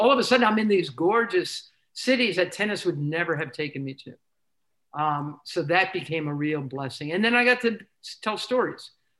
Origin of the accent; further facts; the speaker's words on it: New York City, New York, United States; I'm from Douglas in Queens, and I used to take the Long Island Railroad from D-Town right into Penn Station